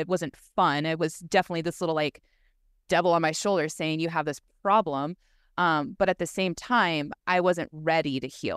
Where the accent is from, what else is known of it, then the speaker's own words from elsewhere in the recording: Southern California, United States; moved away as an adult; also born or lived in Laguna; being born and raised in Southern California, growing up a surfer